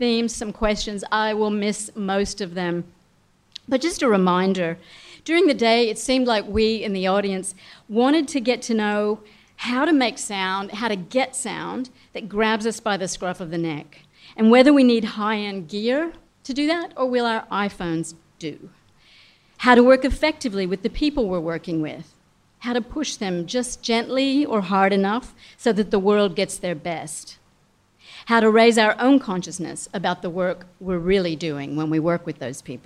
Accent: Australia; we as Australians, as an Australian community

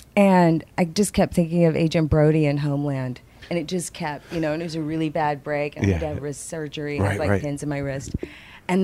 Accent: Louisiana, United States; moved away; also born or lived in Baltimore, Maryland / Mississippi; I'm from Louisiana. I was born in Baltimore, Maryland.

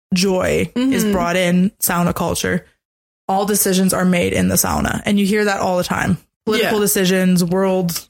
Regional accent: Canada; also born or lived in Helsinki, Finland; being a Canadian who lived in Finland

